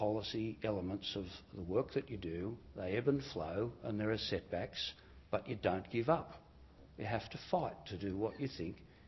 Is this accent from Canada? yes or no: no; New South Wales, Australia; It was a pretty poor area. There were new housing developments being put in place by the Housing Commission in New South Wales